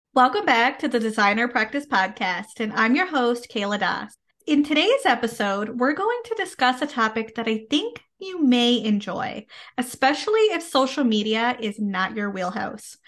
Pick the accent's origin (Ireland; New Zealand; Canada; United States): Canada; I am a Canadian social worker